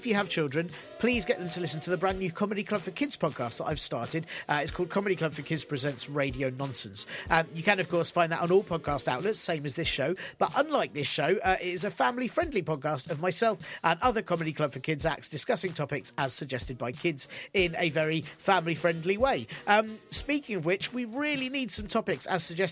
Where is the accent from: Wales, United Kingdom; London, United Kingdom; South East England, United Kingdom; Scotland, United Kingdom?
London, United Kingdom; I grew up in North London